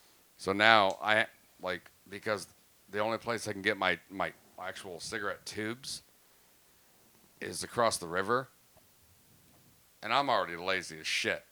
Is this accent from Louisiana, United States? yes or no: no; Tampa Bay, Sarasota, Florida, United States; moved away; I'm originally from here, but I'm saying I grew up, like, there in the Tampa Bay, Sarasota